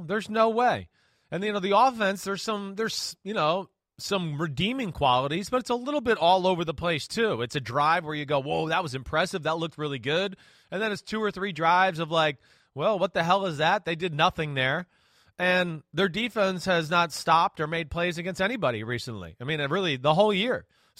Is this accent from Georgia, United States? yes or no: no; New Jersey, United States; I'm from New Jersey